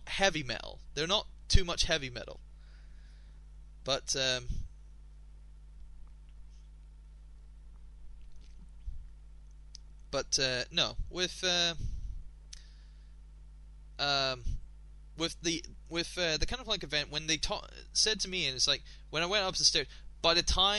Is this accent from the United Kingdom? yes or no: yes; Scotland, United Kingdom; I am Scottish.